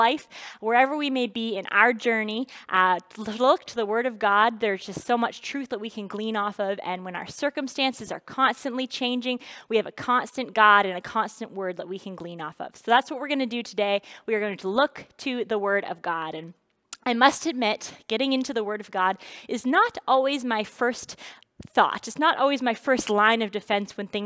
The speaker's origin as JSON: {"language": "English", "region": "New Brunswick", "country": "Canada", "tie": "born or raised there", "said": "I grew up in New Brunswick"}